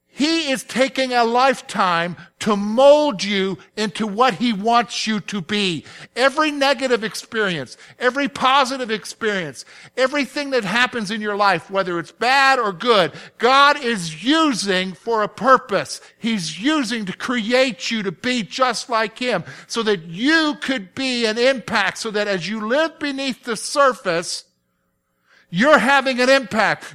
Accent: the South, United States; now in Pennsylvania, United States; I'm from the South. I grew up in the South

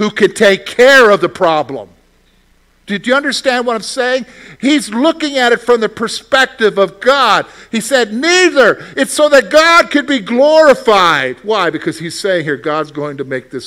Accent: the South, United States; moved away; I grew up in the South. We had sweet tea before you guys had it up here.

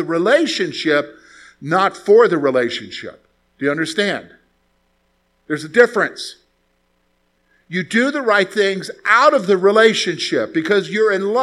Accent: South Carolina, United States; I'm from the South. I'm from South Carolina, and my dad's from Eastern North Carolina

